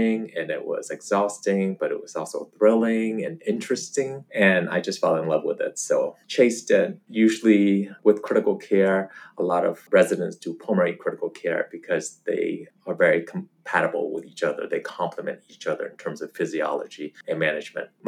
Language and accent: English; Northern Virginia, United States; moved away as an adult; also born or lived in Los Angeles; now in Atlanta, United States; being a refugee and growing up in Northern Virginia amongst all the super rich